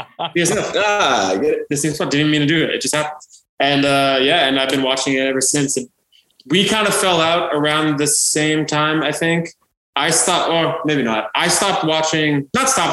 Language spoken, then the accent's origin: English; New Jersey, United States; moved away as an adult; now in Georgia, United States; I'm from Jersey